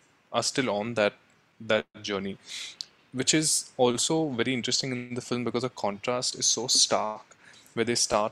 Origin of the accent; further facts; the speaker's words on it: India; both my wife and I are constantly battling, that we've grown up in India in comfort, in privilege.